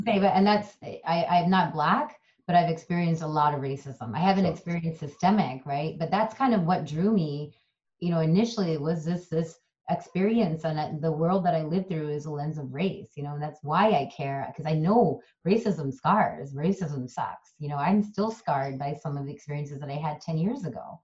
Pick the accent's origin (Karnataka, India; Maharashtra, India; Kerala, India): Kerala, India; first language Malayalam; English is a second language; also born or lived in San Francisco, United States; now in United States; in my native language of malayalam and i originate from kerala india so we're called malayalis